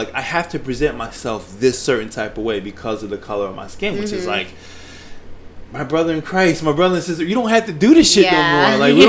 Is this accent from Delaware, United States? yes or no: yes; Delaware, United States; moved away as an adult; now in Philadelphia, United States; I grew up in Delaware. So I was I was born in Philly, but I was raised in Delaware.